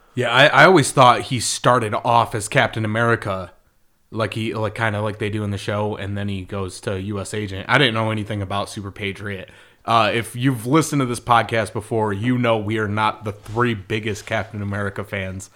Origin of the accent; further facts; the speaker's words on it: Michigan, United States; we're from Michigan, where people talk like